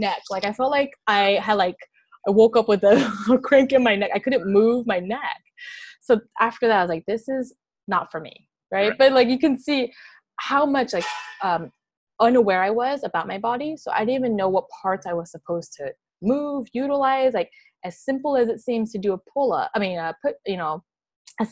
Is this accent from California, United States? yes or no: yes; Alameda, California, United States; also born or lived in Oakland; I grew up in Alameda.